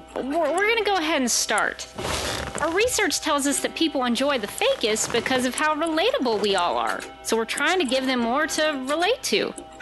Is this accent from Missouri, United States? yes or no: no; Birmingham, Alabama, United States; I traveled yonder way to my home state of Alabama to catch up with some of my kinfolk. Roll Tide! Birmingham, Alabama, what people call the Magic City.